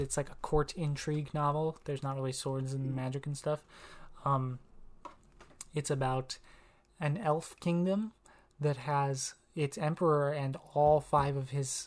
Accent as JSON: {"language": "English", "town": "Tahlequah", "region": "Oklahoma", "country": "United States", "tie": "born or raised there", "moved": "as an adult"}